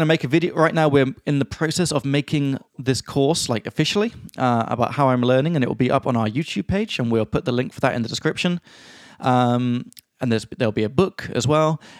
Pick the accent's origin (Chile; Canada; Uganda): Chile; now in Prague, Czech Republic; from Chile.